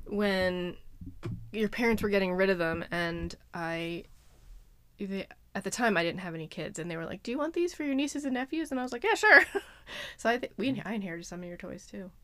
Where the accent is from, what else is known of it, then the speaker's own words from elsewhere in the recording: Lititz, Pennsylvania, United States; I've lived here my whole life